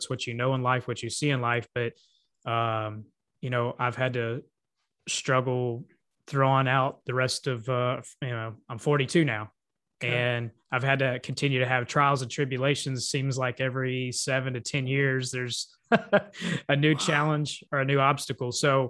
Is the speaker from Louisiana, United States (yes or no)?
yes; Lafayette, Louisiana, United States; also born or lived in Kaufman, Texas; So at first I was born in Kaufman, Texas. Then we came back here to Lafayette, Louisiana.